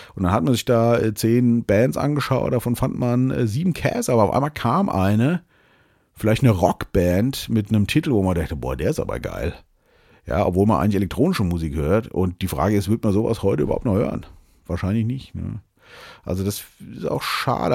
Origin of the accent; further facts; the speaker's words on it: Germany; hier bei uns in Deutschland